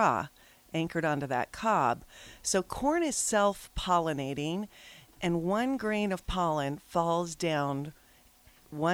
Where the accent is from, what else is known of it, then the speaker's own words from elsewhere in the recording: Lincoln, Nebraska, United States; I grew up in Lincoln, and really detasseling for our state